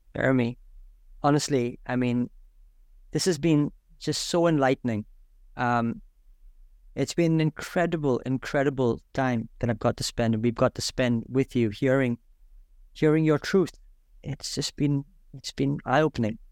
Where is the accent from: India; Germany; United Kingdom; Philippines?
India; I'm from India